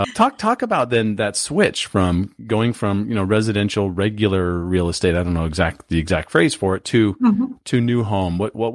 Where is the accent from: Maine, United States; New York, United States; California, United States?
California, United States; San Diego; I grew up in Southern California, myself in San Diego.